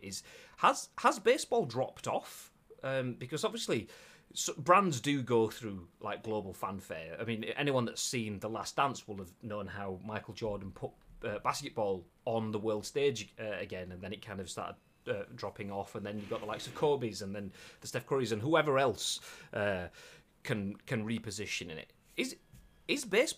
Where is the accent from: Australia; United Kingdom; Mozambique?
United Kingdom; England; I am your typical English person